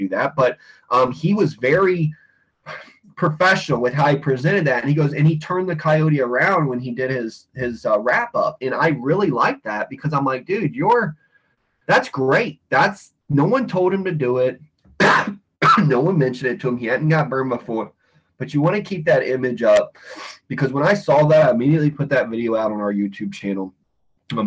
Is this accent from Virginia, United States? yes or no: yes; Western Virginia, United States; now in Florida, United States; I grew up in Western Virginia, big bear hunting area, dog hunters for bears, all that stuff.